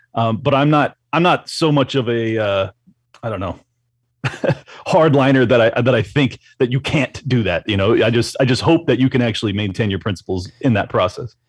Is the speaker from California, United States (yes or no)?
yes; San Diego, California, United States; moved away as an adult; now in Florida, United States; San Diego, uh, California. So I spent 37 years, give or take, in in California